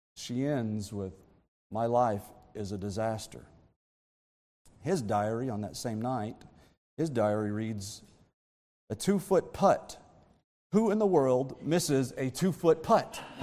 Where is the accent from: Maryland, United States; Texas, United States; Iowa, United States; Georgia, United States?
Texas, United States; I'm from Texas